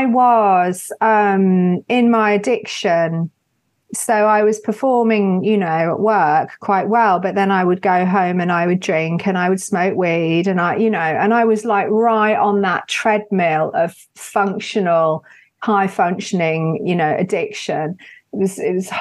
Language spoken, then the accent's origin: English; United Kingdom; especially being British